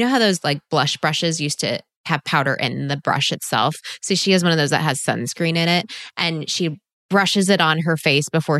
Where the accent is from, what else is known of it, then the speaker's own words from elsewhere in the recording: Texas, United States; I am from Texas, so I go to Austin often